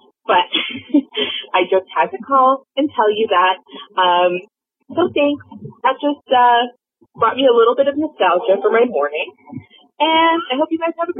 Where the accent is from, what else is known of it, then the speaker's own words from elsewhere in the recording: Ontario, Canada; I am from Ontario, Canada